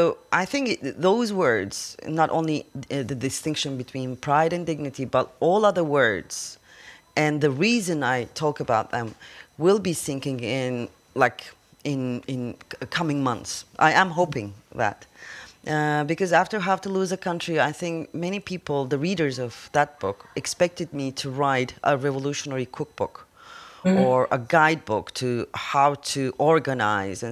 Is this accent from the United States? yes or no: no; Turkey; I come from Turkey